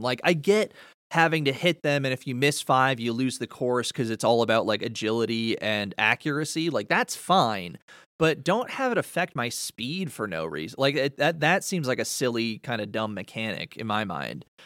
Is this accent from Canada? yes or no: yes; Canada; I'm from the Great White North